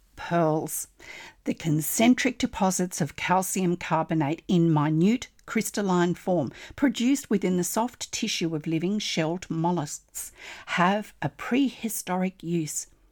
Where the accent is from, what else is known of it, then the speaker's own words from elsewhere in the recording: Australia; I'm an Australian textile artist